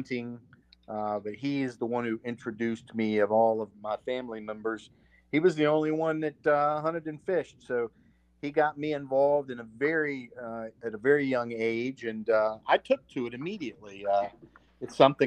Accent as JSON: {"language": "English", "town": "Roanoke", "region": "Virginia", "country": "United States", "tie": "born or raised there", "said": "I'm from Roanoke, born and raised, my folks are from here. I reside here"}